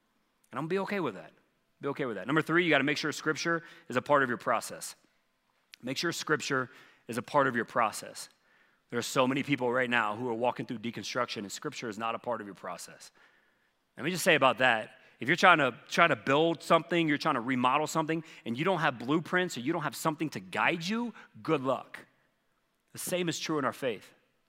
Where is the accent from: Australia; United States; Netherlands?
United States; the South; Well, man, the parts I'm from the South, there were many years, no, you could not.